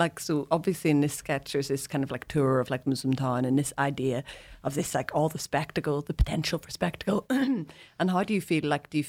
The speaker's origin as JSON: {"language": "English", "town": "Belfast", "region": "Northern Ireland", "country": "United Kingdom", "said": "I'm from Belfast."}